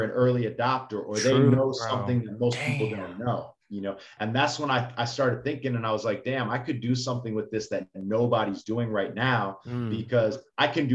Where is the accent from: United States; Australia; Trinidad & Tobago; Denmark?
United States; Chicago, Illinois; also born or lived in New York; now in Miami, United States; I lived in New York for 4 years, but I'm from Chicago, and now I'm in South Beach